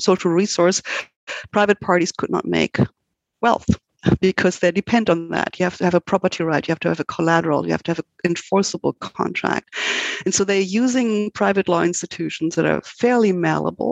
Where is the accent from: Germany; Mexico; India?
Germany; moved away as an adult; now in United States; I'm originally from Germany, and actually I did study law in Germany